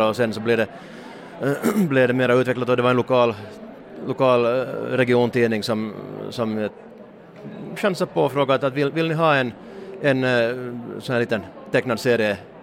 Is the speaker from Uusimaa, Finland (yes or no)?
yes; Hanko, Uusimaa, Finland; i Hange, min hemstad